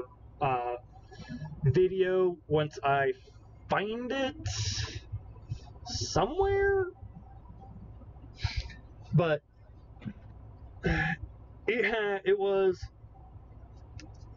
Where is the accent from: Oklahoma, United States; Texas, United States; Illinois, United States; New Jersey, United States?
Oklahoma, United States; Broken Arrow; It's my hometown. It's a suburb of Tulsa County